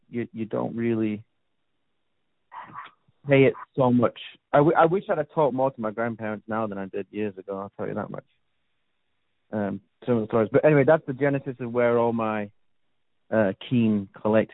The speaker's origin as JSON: {"language": "English", "town": "Sheffield", "region": "Yorkshire and the Humber", "country": "United Kingdom", "tie": "born or raised there", "moved": "yes", "lives_now": "United States", "said": "born and raised in Northern England"}